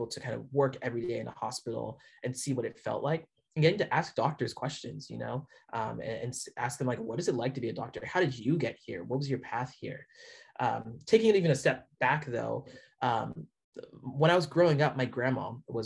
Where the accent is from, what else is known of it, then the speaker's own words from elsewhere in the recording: north of Seattle, Washington, United States; also born or lived in Canada; I live a little bit north of Seattle, is where I grew up